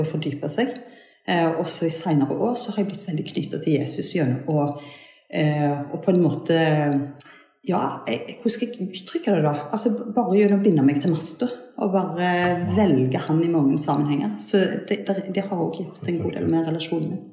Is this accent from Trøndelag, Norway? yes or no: no; Suldal, Rogaland, Norway; moved away as an adult; also born or lived in Bergen; now in Jæren, Norway; jeg er ryfylking. Jeg er fra Suldal inne i Ryfylke